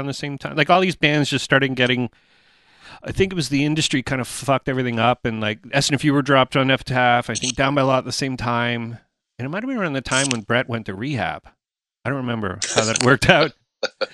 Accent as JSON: {"language": "English", "country": "Canada", "said": "we're a band from Canada"}